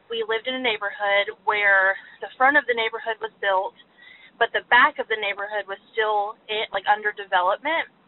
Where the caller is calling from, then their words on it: Dallas, Texas, United States; I was calling about the what we did as kids that would never fly today, and … from Dallas.